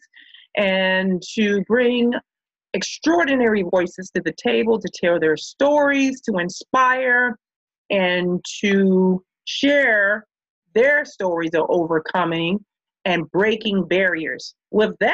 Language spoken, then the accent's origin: English; Chicago, Illinois, United States; Growing up in Chicago